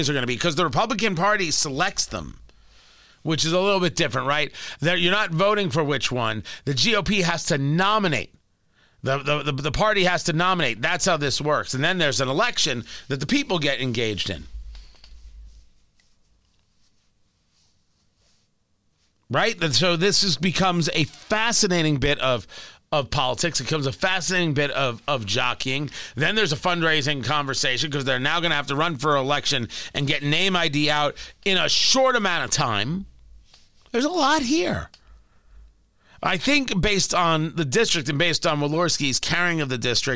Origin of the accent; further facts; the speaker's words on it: around New York, United States; moved away; I've taken the subway numerous times in my growing up around New York and going there as an adult.